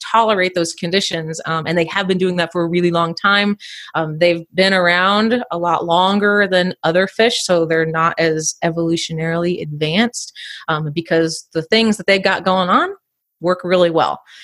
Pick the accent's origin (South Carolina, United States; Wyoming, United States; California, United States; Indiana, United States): Indiana, United States; I grew up in Indiana